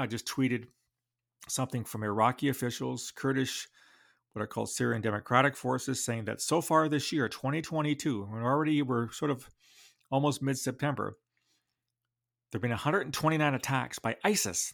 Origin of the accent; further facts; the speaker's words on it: London, Ontario, Canada; my hometown of London, Ontario